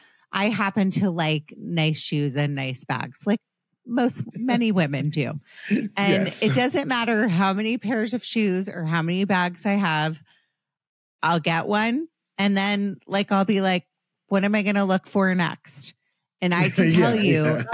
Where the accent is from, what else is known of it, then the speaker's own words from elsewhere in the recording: Potomac, Maryland, United States; I grew up on the East Coast and in Potomac, Maryland, right outside DC